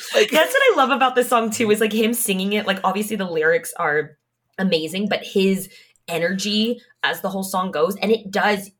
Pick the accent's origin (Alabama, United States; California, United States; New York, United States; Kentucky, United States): California, United States; I grew up in California, and so we were on the ah, West Coast